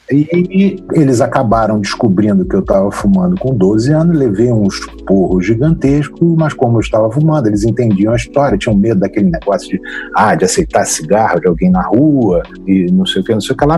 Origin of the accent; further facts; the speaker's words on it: Rio de Janeiro, Brazil; Eu sou do Rio de Janeiro, nascido e criado no Lins de Vasconcelos, no Rio de Janeiro